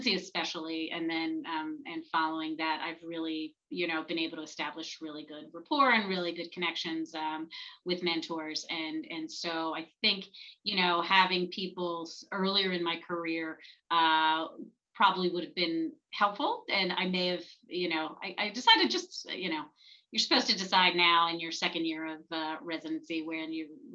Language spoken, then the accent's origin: English; Flourtown, Pennsylvania, United States; I grew up in Flower Town